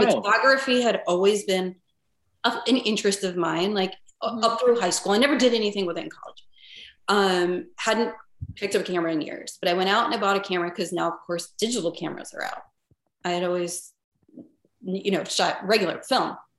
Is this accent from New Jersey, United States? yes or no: yes; northern New Jersey, United States; moved away as an adult; also born or lived in Connecticut; now in Chicago, United States; the town I grew up in was very small.